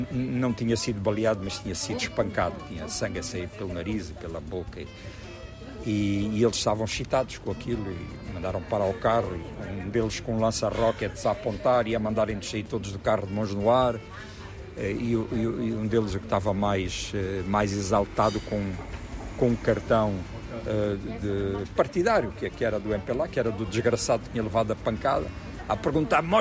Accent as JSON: {"language": "Portuguese", "country": "Angola", "tie": "born or raised there", "moved": "as an adult", "lives_now": "Portugal", "said": "eu sou angolano, nasci aqui, quero, quero estar no meu país, quero viver aqui este período"}